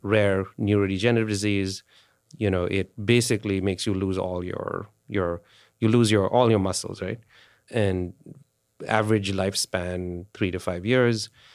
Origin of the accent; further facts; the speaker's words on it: India; India, I grew up in India